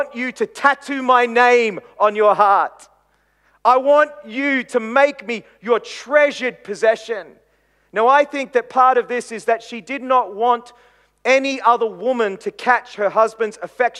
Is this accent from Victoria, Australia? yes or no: no; Queensland, Australia; while I'm a little boy in Queensland